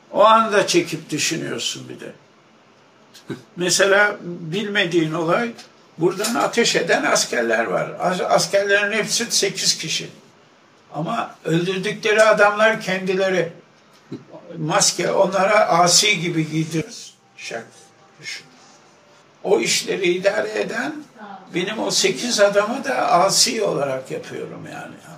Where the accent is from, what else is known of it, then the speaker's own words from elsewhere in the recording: Istanbul, Turkey; 1 Şubat 1932'de Arnavutköy'de doğmuşum.